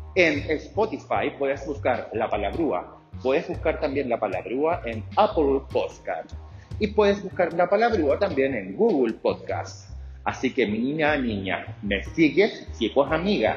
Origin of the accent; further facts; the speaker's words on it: Chile; also born or lived in Santiago, Chile; yo soy chileno, vivo en Chile, soy un gay que vive en Chile, en la capital, en la ciudad de Santiago